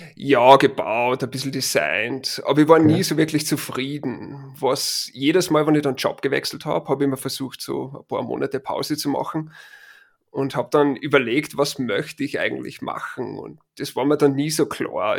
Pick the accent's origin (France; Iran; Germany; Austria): Austria; Linz, Upper Austria; now in Boulder, United States; original bin ich aus Linz